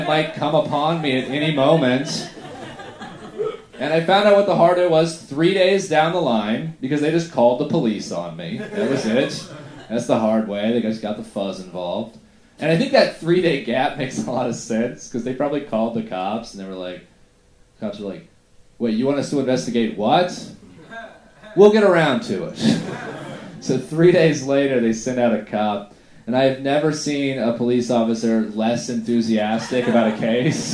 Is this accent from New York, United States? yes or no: no; Middleburg, Florida, United States; we were kind of poor, grew up in Middleburg, Florida